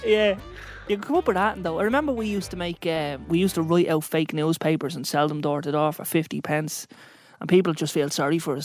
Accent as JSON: {"language": "English", "town": "Dublin", "region": "Leinster", "country": "Ireland", "said": "I'm an entrepreneur from Dublin"}